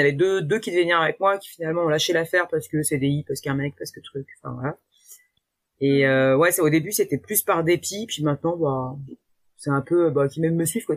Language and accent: French; France